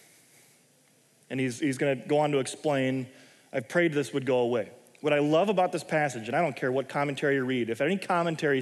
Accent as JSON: {"language": "English", "country": "United States", "said": "I'm an American."}